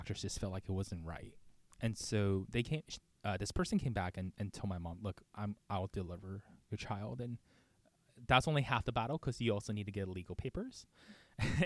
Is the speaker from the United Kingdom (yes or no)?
no; Beijing, China; now in United States; I was born in Beijing, China, in 1994